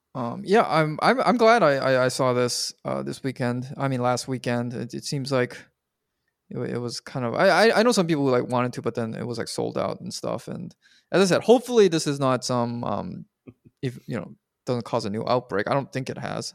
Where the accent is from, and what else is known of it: Canada